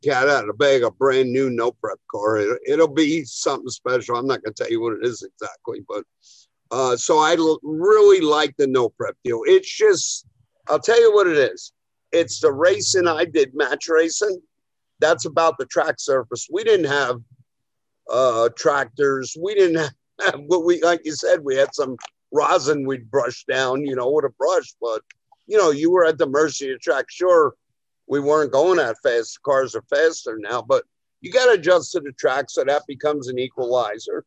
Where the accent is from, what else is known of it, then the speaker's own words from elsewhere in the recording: New Jersey, United States; I'm from Jersey